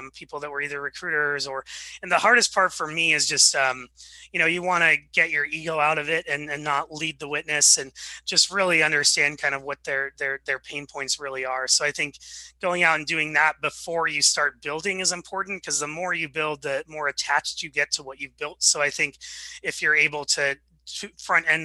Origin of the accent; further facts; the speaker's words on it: Seattle, Washington, United States; also born or lived in Wichita, Kansas; I was born in Wichita, Kansas, and then moved out to Seattle when I was 4 or 5